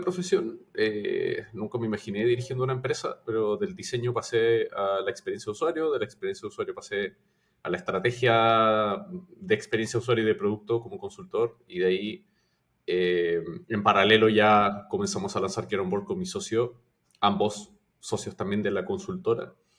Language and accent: Spanish; Chile; moved away as an adult; now in Peru; Yo soy de Chile, eh, pero vivo en Perú hace cierto tiempo